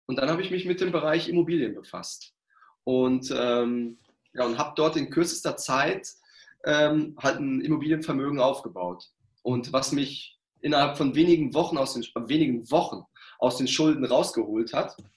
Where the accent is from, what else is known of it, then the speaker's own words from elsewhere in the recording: Ruhr area, North Rhine-Westphalia, Germany; ich komme aus dem Pott